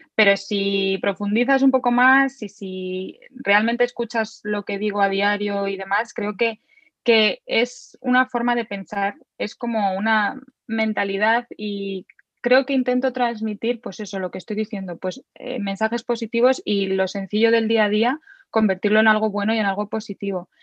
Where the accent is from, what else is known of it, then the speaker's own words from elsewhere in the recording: Madrid, Community of Madrid, Spain; Soy de Madrid